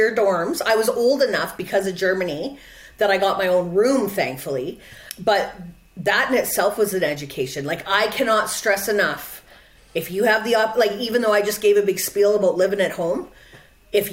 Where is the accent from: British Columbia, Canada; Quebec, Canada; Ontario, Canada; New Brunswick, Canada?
British Columbia, Canada; Quesnel; also born or lived in Vancouver; now in Prince George, Canada; the university in Prince George, where I live now, so it's an hour away from my hometown, which is Quesnel